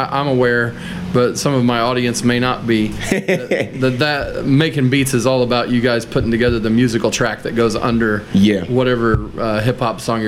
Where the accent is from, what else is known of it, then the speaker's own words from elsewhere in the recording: Muncie, Indiana, United States; I was born in Muncie and raised there